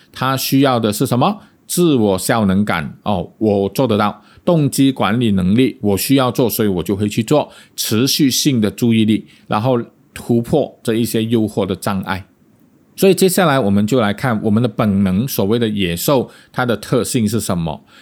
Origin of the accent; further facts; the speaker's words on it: Malaysia; accent: Malaysian; 我们马来西亚人